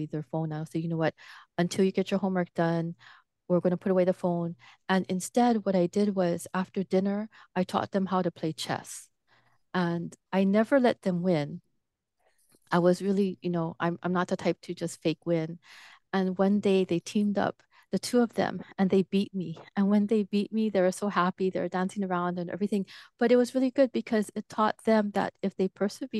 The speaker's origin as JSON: {"language": "English", "town": "Hilo", "region": "Hawaii", "country": "United States", "tie": "born or raised there", "also_born_or_lived": "Washington, D.C. / Japan / Taiwan", "moved": "as an adult", "said": "I grew up in Hilo, which is a very small town"}